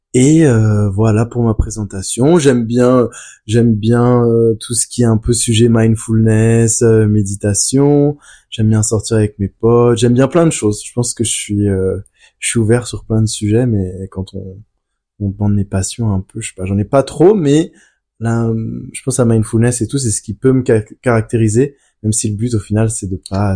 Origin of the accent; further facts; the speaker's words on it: France; je suis né en France.